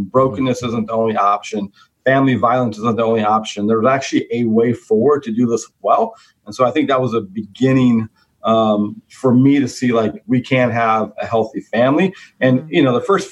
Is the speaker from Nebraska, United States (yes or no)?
no; Stockton, California, United States; I grew up in Stockton, California